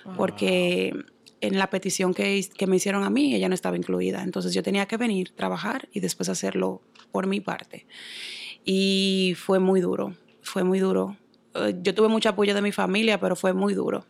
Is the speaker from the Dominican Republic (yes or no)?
yes; Santo Domingo, Distrito Nacional, Dominican Republic; moved away as an adult; also born or lived in New York; now in Boston, United States; Yo soy dominicana, nací en Santo Domingo, en el Distrito Nacional